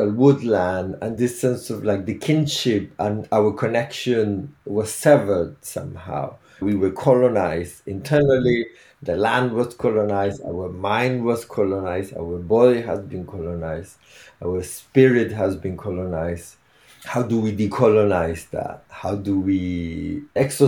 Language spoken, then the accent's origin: English; Chile; now in Devon, United Kingdom; I'm originally from Chile.